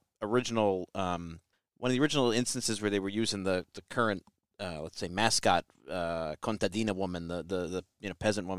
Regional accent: United States; I never saw it growing up here ever in a million years

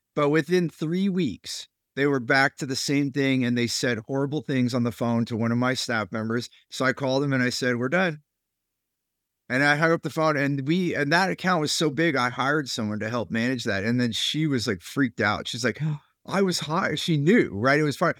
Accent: Silicon Valley, California, United States; I grew up there in California

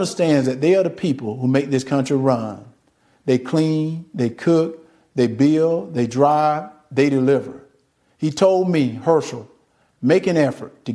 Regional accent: Deep South, United States; Growing up in the Deep South, I've seen racism up close

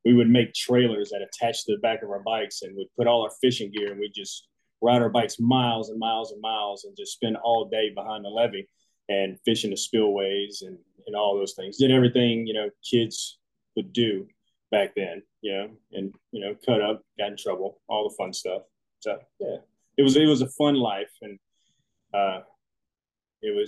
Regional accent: Jackson, Louisiana, United States; also born or lived in Centerville, Mississippi; now in Houston, United States; we actually lived in a little town called Jackson, Louisiana. Centerville was just the closest hospital there whenever I was ready to come into this world, so to speak. So yeah, they went up there to Mississippi. That's where I was born. And then I'm pretty much born and raised in South Louisiana

